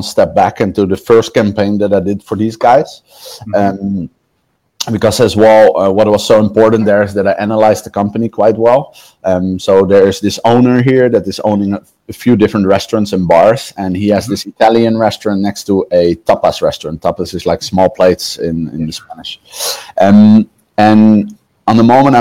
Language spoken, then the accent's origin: English; The Hague, South Holland, Netherlands; moved away as an adult; now in Canary Islands, Spain; I'm from the Netherlands. I'm from The Hague. Den Haag